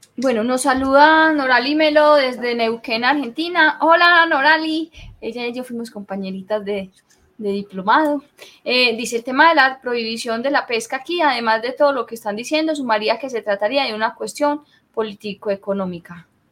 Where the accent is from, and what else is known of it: Colombia